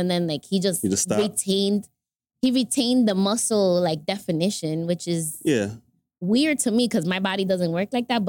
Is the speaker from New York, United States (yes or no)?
yes; New York City, New York, United States; born or raised there; also born or lived in Dominican Republic / Harlem / New Jersey